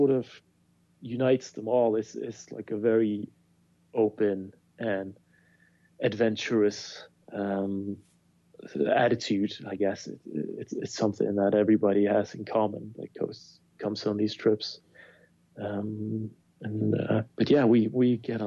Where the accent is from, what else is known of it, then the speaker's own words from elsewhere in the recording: Bergen, Vestland, Norway; my hometown of Bergen